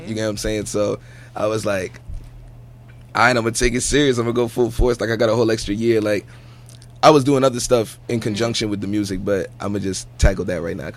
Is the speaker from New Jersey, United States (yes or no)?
yes; East Orange, New Jersey, United States; I'm from East Orange, New Jersey, better known as Ill Town to the locals around there